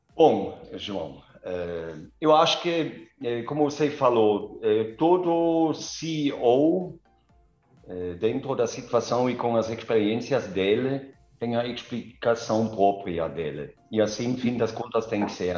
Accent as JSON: {"language": "Portuguese", "area": "near Kaiserslautern", "region": "Rhineland-Palatinate", "country": "Germany", "tie": "born or raised there", "also_born_or_lived": "Karlsruhe / Gelsenkirchen", "second_language": "Portuguese", "moved": "as an adult", "lives_now": "Vinhedo, Brazil", "said": "Eu, eu nasci no meio da mata, na Alemanha, eh, perto de Kaiserslautern, perto de Frankfurt."}